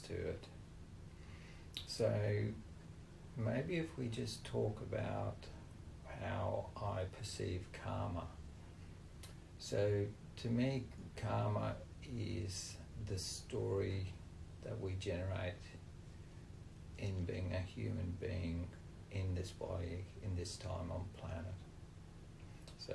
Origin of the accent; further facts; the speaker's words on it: Australia; I was born in Australia on a farm with British parents